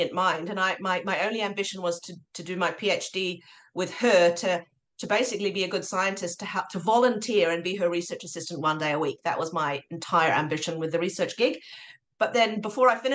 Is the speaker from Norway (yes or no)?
yes; Norway; moved away as an adult; also born or lived in Oslo; now in New Zealand; my dad's Norwegian, but I grew up in Norway